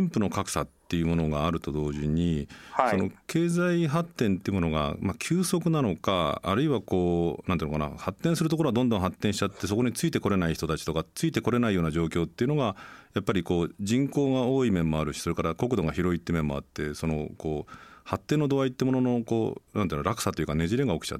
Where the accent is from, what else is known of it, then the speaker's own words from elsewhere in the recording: Nagano, Japan; moved away; 僕の故郷の長野